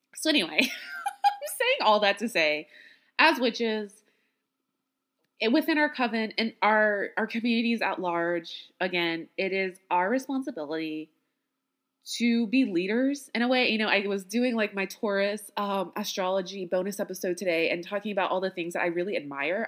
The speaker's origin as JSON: {"language": "English", "region": "Louisiana", "country": "United States", "tie": "born or raised there", "said": "as a Black woman born and raised in Louisiana"}